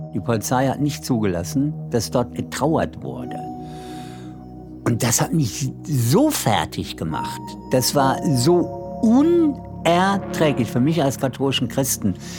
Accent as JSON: {"language": "German", "town": "Bochum", "region": "North Rhine-Westphalia", "country": "Germany", "tie": "born or raised there", "also_born_or_lived": "West Berlin", "moved": "yes", "said": "in meiner alten Heimatstadt"}